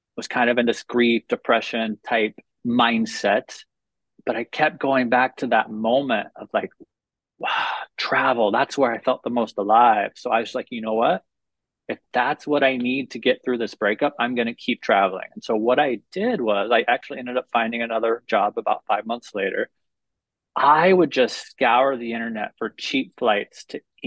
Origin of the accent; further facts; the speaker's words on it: Oklahoma City, Oklahoma, United States; moved away as an adult; also born or lived in Mustang, Oklahoma; now in Sayulita, Mexico; I was born and raised in Oklahoma City